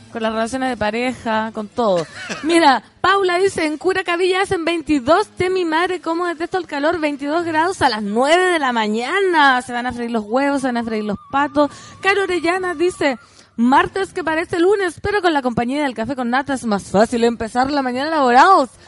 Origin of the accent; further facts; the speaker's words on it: Aconcagua Valley, Valparaíso, Chile; moved away; soy oriunda del Valle de la Concagua